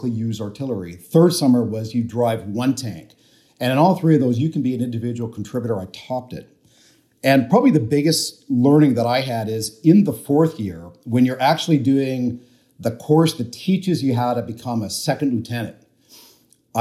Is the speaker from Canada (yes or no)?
yes; Canada; I grew up in Canada